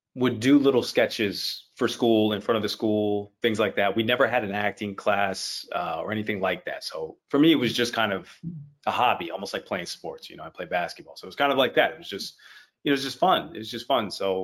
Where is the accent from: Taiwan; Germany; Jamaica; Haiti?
Haiti; moved away as an adult; also born or lived in Miami; now in Toronto, Canada; I was in Haiti. I grew up all in Haiti. I was born in Miami, but I've never lived in the States, or at least not in Miami.